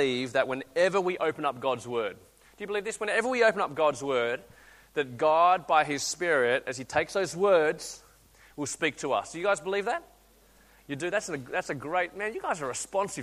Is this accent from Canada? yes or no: no; Australia; accent: Aussie; So you listen to my accent, I sound Aussie, I feel Aussie, I can't speak Chinese, I actually can't. So I'm actually really Aussie